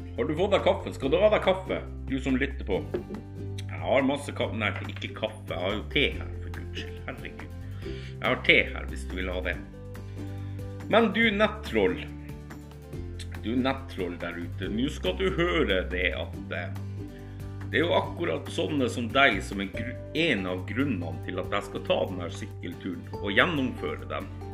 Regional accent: Northern Norway, Norway; jeg er nordlending

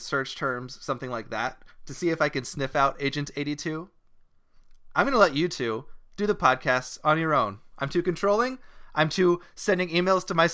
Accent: Australia; accent: Aussie; they immediately went to the Aussie accent

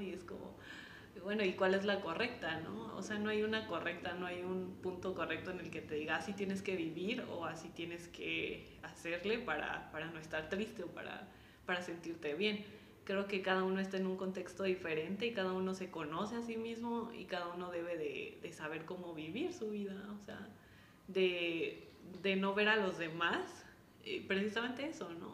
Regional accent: Mexico; como mexicanos

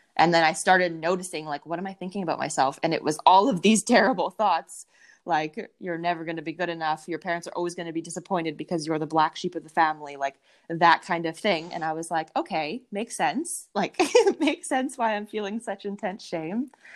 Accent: Winnipeg, Manitoba, Canada; I am from Winnipeg, Manitoba, in Canada, right in the middle of Canada. It's quite cold here right now

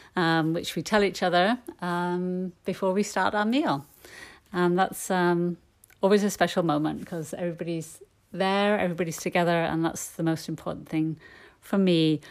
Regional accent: Yorkshire and the Humber, United Kingdom; I'm from Yorkshire in the north of England

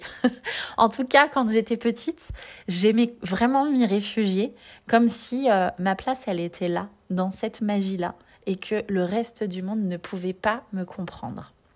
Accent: Nevers, Bourgogne-Franche-Comté, France; Nevers, euh, là où j'ai grandi

